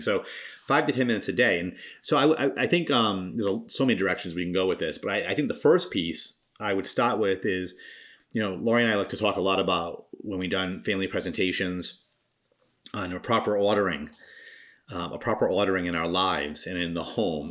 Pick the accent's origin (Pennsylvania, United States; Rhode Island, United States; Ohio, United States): Rhode Island, United States; now in Massachusetts, United States; I'm from Rhode Island, and love all my friends and family who live there still